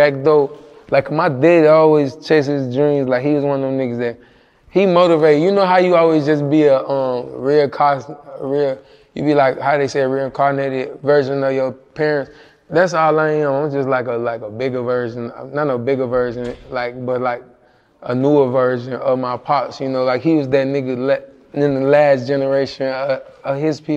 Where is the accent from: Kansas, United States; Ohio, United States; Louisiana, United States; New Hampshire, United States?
Louisiana, United States; Monroe; moved away; also born or lived in Illinois; I was raised in Louisiana